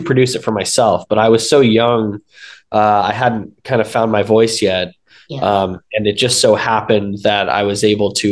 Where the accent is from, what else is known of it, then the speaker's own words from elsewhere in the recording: Los Angeles, California, United States; I was born and raised in Los Angeles